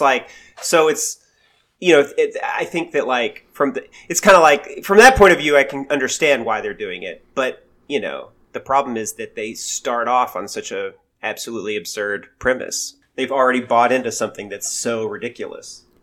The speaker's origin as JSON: {"language": "English", "country": "United States", "said": "being an American"}